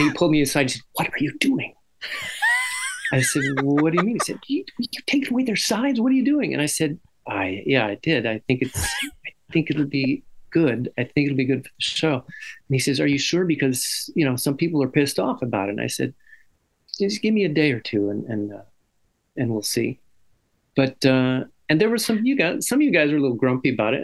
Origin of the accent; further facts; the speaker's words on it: Santa Barbara, California, United States; I grew up with Dante in Santa Barbara, California